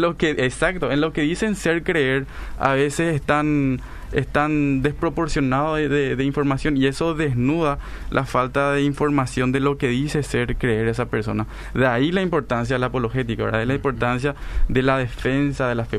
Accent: Paraguay; Nosotros somos paraguayos

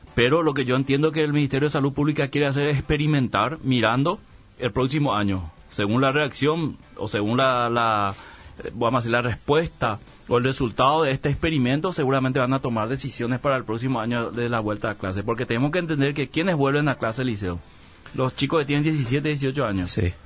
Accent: Paraguay

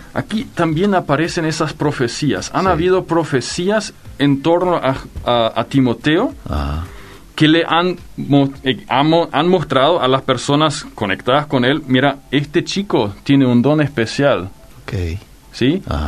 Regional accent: Filadelfia, Boquerón, Paraguay; Yo crecí en el Chaco. En el Chaco, en Filadelfia particularmente

